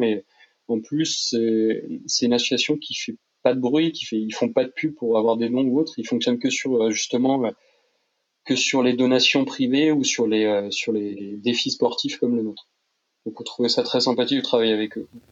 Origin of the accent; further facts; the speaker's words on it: Tours, Centre-Val de Loire, France; on est originaire de Tours à la base